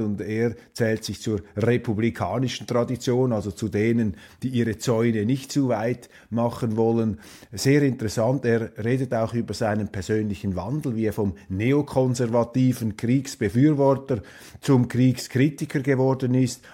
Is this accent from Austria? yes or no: no; Switzerland; als Schweizer